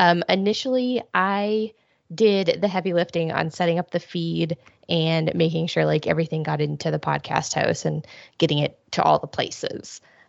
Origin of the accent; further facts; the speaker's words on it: Ohio, United States; I did not have hot, but cold sweet tea, like an actual sweet tea until I moved to the South. I grew up in Ohio.